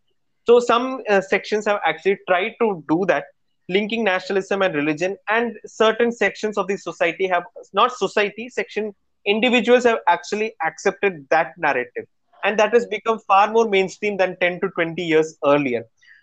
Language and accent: English; India; that idea is something which is very close to our hearts as Indian citizens. Personally, if you ask me, I am one of the biggest patriots. For me, my nation comes first.